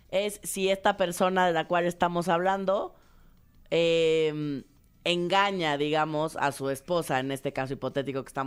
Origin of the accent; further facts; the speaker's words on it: Mexico; De lo que tenemos los mexicanos contra Europa.